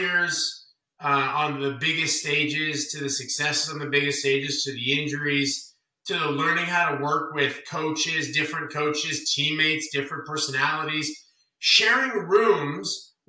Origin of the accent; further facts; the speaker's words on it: Las Vegas, Nevada, United States; I'm from Vegas, and maybe this is just innate with me because I'm from here